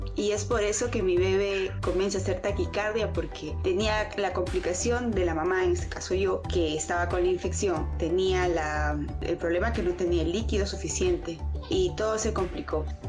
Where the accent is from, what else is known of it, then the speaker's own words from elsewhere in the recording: Peru; como mamá, como mujer, como peruana